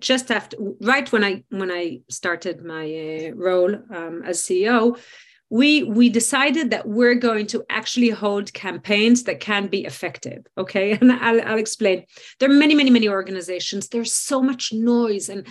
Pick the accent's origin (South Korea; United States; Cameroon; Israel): Israel; in Israel, the fact that we live in a democracy